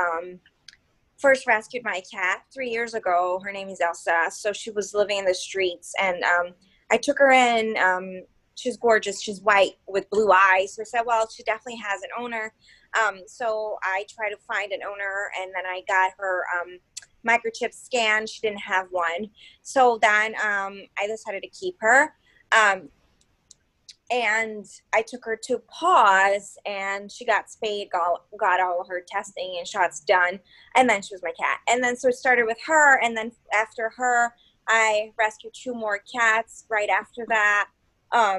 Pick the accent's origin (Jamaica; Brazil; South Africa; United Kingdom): Brazil; moved away as an adult; now in Philadelphia, United States; I've been here in Philly for a while now. I'm originally from Brazil